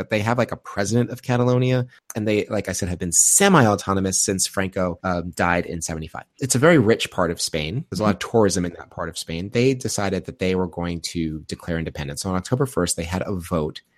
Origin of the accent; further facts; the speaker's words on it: Long Island, New York, United States; I grew up in New York, Long Island